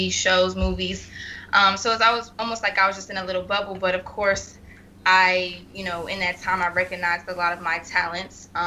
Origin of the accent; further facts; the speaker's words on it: Wichita, Kansas, United States; also born or lived in Salina; I was born in Salina, Kansas, and then my dad's job moved us to Wichita, Kansas.